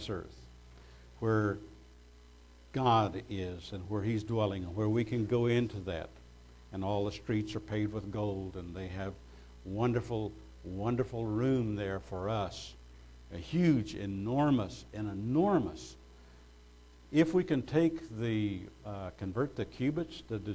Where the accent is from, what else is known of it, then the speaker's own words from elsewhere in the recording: United States; as an American, we have citizenship rights